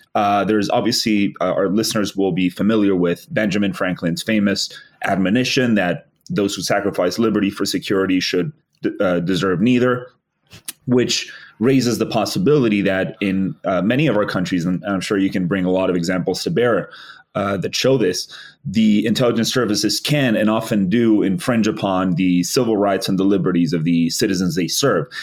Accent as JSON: {"language": "English", "country": "Spain", "moved": "yes", "said": "my home country actually the the uh, the uh, 2004 terror attacks on the Atocha train stations in Spain"}